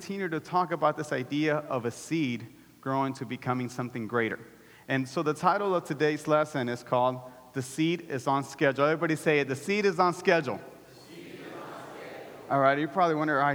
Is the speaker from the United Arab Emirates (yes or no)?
no; El Salvador; I'm Salvadorian.